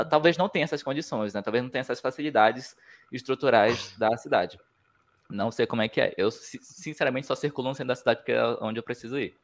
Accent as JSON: {"language": "Portuguese", "town": "Manaus", "region": "Amazonas", "country": "Brazil", "also_born_or_lived": "São Paulo / Minas Gerais", "moved": "as an adult", "lives_now": "Curitiba, Brazil", "said": "eu saí lá de Manaus há muito tempo"}